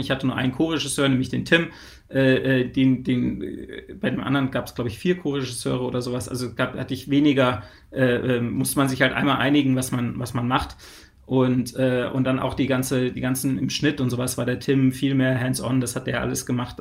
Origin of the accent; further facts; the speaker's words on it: Germany; als Deutscher